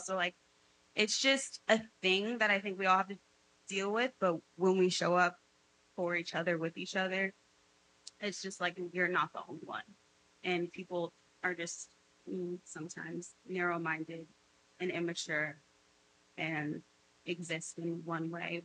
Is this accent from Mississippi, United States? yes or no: no; Beverly Hills, California, United States; accent: Cali girl; I grew up in Beverly I have a Cali girl accent.